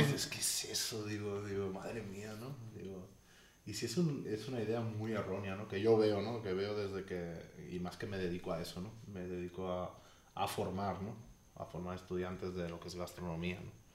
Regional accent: Spain; now in Mexico; en mi tierra se hacen con borrego.

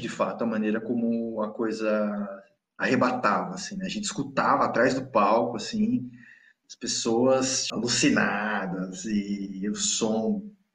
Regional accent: Cubatão, São Paulo, Brazil; also born or lived in Santos; por eu ter crescido na Baixada, muito mais em Cubatão do que em Santos. Eu nasci em Santos e vivi uma parte significativa também da adolescência em Santos

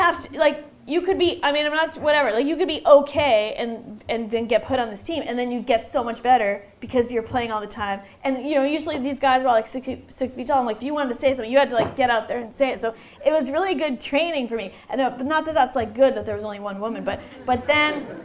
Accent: Lexington, Massachusetts, United States; now in New York, United States; I'm from Lexington

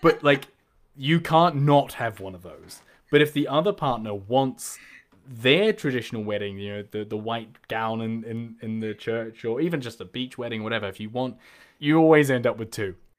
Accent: New Zealand; moved away as an adult; now in Liverpool, United Kingdom; being from New Zealand

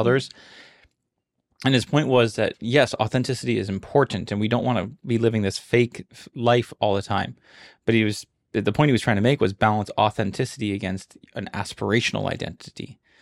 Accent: Honolulu, Hawaii, United States; I was born and raised here in Honolulu, Hawaii.

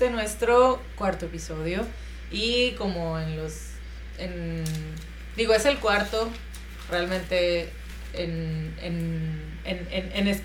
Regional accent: Argentina; de Argentina.

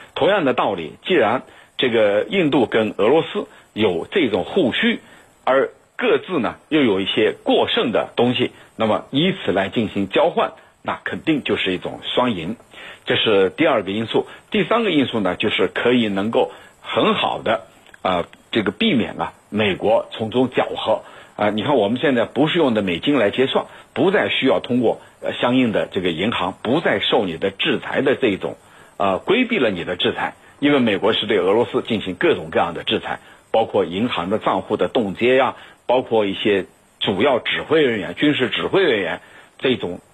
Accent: China; 我们中国人有句话叫“打蛇打七寸”

